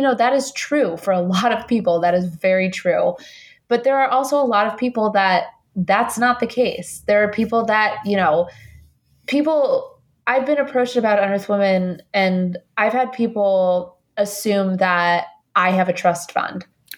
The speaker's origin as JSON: {"language": "English", "country": "Colombia", "lives_now": "United States", "said": "You know, I don't come from money. I'm an immigrant from Colombia."}